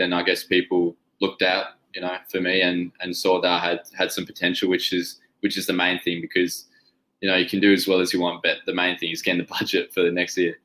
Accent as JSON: {"language": "English", "region": "Tasmania", "country": "Australia", "said": "we're from Tasmania, which is yeah. like a little island off off the mainland."}